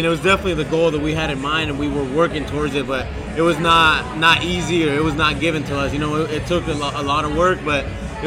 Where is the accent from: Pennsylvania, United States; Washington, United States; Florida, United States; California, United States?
Washington, United States; moved away as an adult; also born or lived in Colorado / Oklahoma; now in Miami, United States; I'm from Washington State.